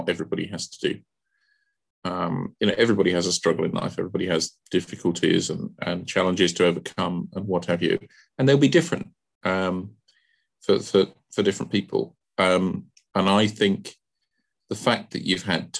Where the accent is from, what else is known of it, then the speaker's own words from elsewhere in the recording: London, United Kingdom; I'm a Londoner born and bred